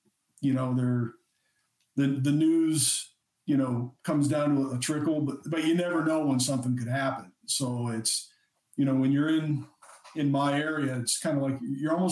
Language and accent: English; Galion, Ohio, United States; my hometown of Galleon